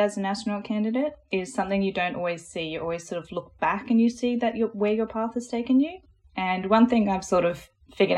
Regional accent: Australia; accent: Australian; I am Australian. You might be able to hear that in my voice. So I grew up in a little rural town, middle of nowhere

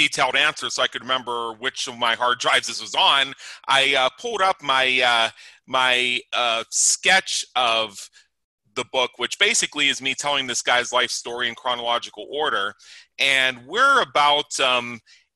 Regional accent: United States; being an American

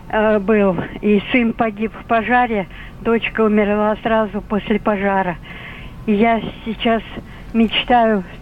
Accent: Moscow, Russia; Я москвичка

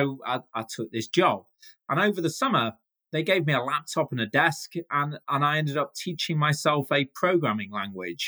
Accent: Manchester, North West England, United Kingdom; I'm a proud Mancunian. That's what us people from Manchester call ourselves.

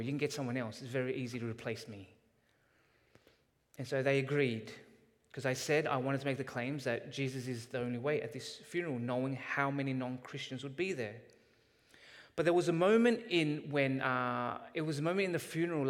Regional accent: Canada; as Canadians

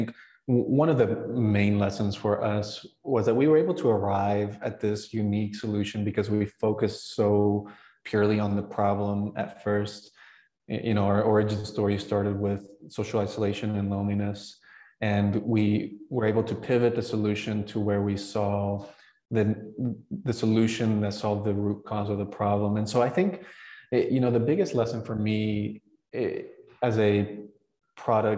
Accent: Bolivia; moved away; growing up in Bolivia and immigrating

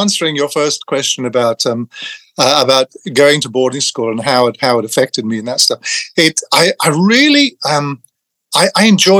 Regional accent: England, United Kingdom; I grew up in England. I lost my Irishness very early on, which children tend to do when they're relocated at a young age.

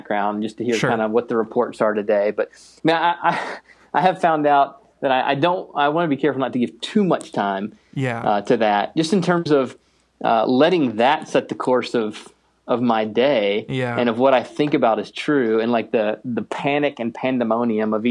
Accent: the East, East Coast, United States; now in Minneapolis, United States; I grew up in the East

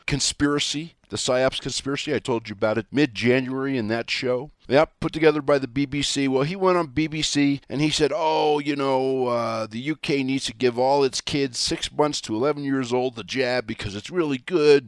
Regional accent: Wyoming, United States; Wyoming, my home state here

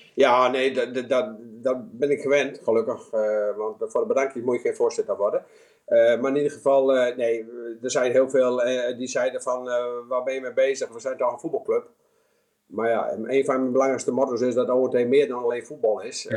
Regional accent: Netherlands

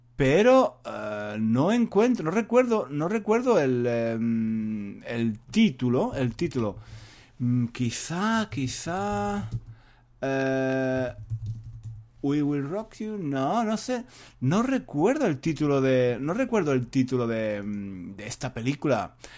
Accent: Spain; yo sea español

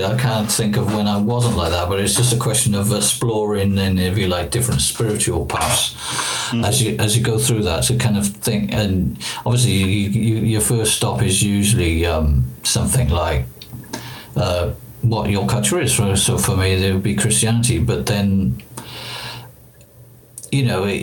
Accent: Wales, United Kingdom; I come from Wales

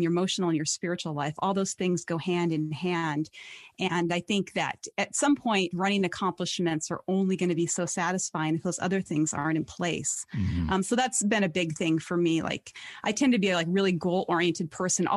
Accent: Montana, United States; my home state is Montana.

